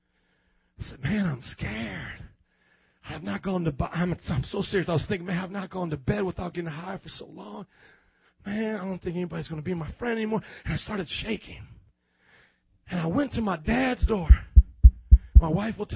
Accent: Fort Wayne, Indiana, United States; moved away as an adult; also born or lived in New Orleans, Louisiana; I never lived in the South. I was from Fort Wayne, Indiana

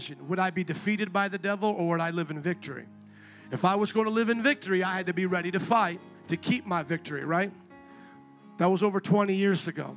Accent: Indiana, United States; I'm from Indiana

